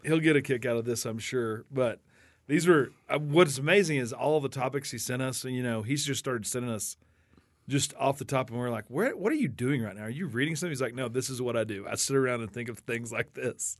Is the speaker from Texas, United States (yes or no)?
yes; Wichita Falls, Texas, United States; We grew up in Wichita Falls